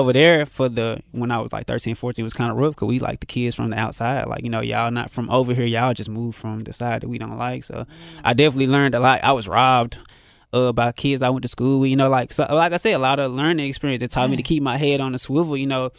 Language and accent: English; Memphis, Tennessee, United States; So, you know, growing up in Memphis, it definitely kept me on my toes.